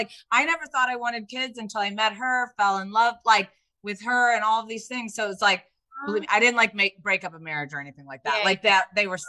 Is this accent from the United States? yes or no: yes; Indiana, United States; I grew up in Indiana. Like you know, it's not really the same.